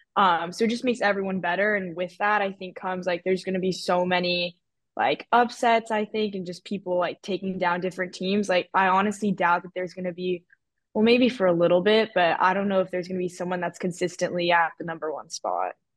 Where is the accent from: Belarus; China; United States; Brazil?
United States; Manhattan Beach, California; I'm from Manhattan Beach, kinda like the mecca of beach volleyball.